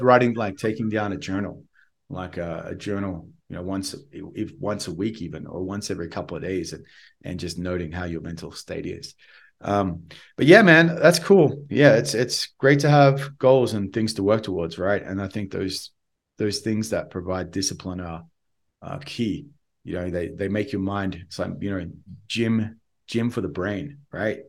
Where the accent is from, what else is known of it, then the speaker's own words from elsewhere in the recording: Australia; accent: Australian; my Australian accent